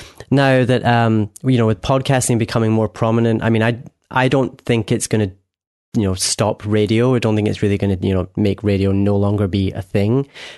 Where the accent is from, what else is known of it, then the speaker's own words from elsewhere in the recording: Inverness, Scotland, United Kingdom; now in Glasgow, United Kingdom; I'm from Inverness. I live in Glasgow.